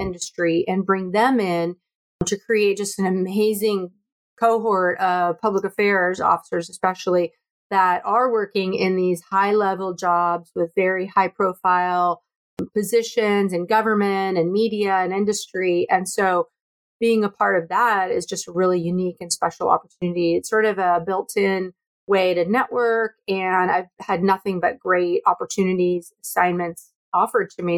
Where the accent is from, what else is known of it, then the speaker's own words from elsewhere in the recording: near San Francisco, California, United States; growing up near San Francisco